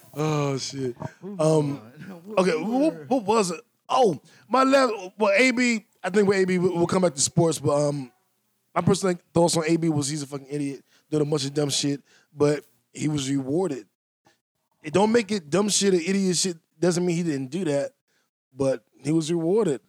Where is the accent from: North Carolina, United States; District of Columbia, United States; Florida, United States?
District of Columbia, United States; Washington; accent: DC; My DC accent